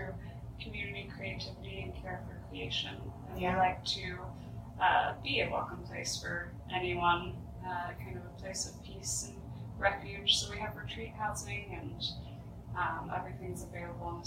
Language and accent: English; Norman, Oklahoma, United States; also born or lived in Colorado / Virginia; I grew up in Norman